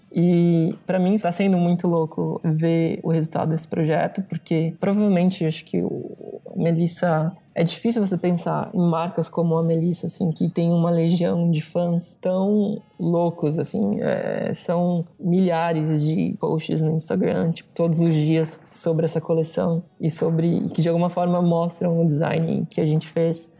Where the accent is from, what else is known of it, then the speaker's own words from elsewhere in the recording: São Paulo, Brazil; moved away as an adult; also born or lived in Italy; muito perto da onde eu sou, de São Paulo